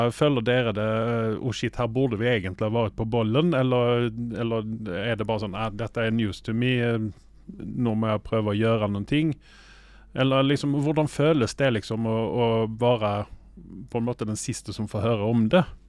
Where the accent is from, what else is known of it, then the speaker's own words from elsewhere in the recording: Sweden; now in Oslo, Norway; jeg er svensk